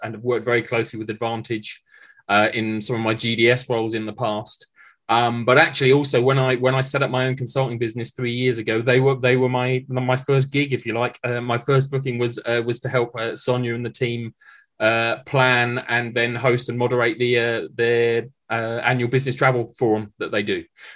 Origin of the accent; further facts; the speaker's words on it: Maidenhead, South East England, United Kingdom; I grew up in Maidenhead